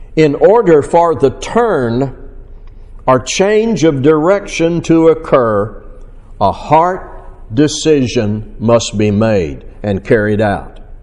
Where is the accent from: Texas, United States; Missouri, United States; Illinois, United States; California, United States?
Missouri, United States; my hometown, uh, Missouri